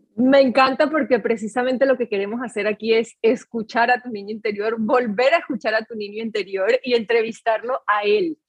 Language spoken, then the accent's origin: Spanish; Colombia; yo soy colombiana